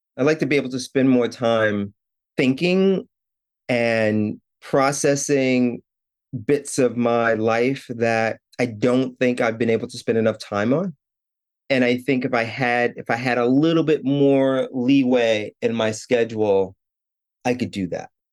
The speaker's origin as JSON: {"language": "English", "town": "New York City", "region": "New York", "country": "United States", "tie": "born or raised there", "moved": "yes", "lives_now": "Japan", "said": "I was born in New York City, born and raised in, in Brooklyn, actually"}